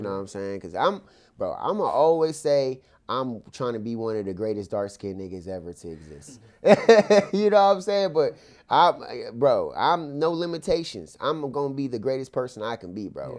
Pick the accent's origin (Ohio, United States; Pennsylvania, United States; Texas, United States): Ohio, United States; Akron; my hometown, Akron